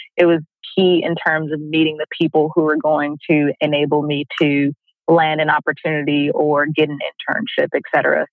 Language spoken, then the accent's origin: English; Oakland, California, United States; I'm originally from Oakland, California